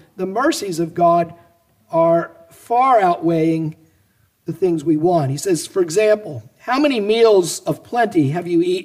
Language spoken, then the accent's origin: English; United States; us as American Christians